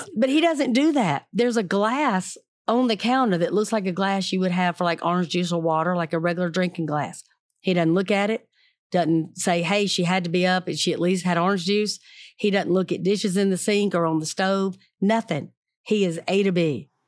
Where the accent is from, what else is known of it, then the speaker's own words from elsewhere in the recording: the South, United States; I'm from the South